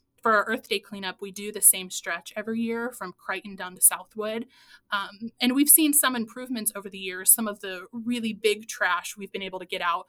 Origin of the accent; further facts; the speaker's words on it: Ozark, Missouri, United States; now in Springfield, United States; the Finley River in Ozark, so back to my hometown